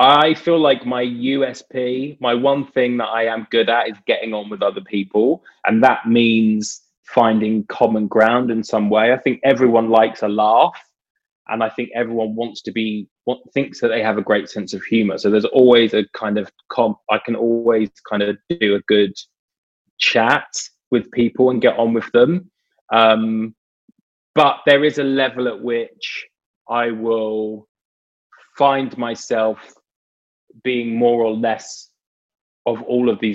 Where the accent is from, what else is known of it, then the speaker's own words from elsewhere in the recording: United Kingdom; I grew up in Britain in, you know, early 80s